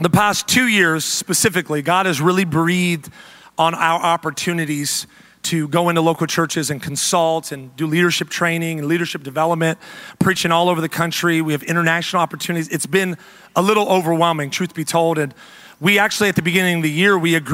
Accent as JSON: {"language": "English", "region": "the South", "country": "United States", "also_born_or_lived": "the Midwest", "moved": "yes", "said": "we come from the South, where Chick-fil-A and Hobby Lobby are kind of the staples"}